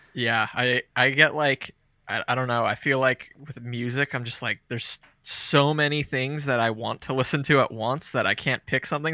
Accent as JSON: {"language": "English", "region": "New Jersey", "country": "United States", "moved": "as an adult", "lives_now": "North Carolina, United States", "said": "I live in North Carolina now, but I'm from Jersey"}